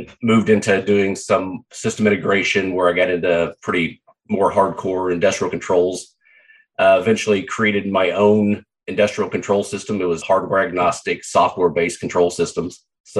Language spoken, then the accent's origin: English; Southeast Kansas, United States; also born or lived in Canada; now in Dana Point, United States; Was born and raised in Southeast Kansas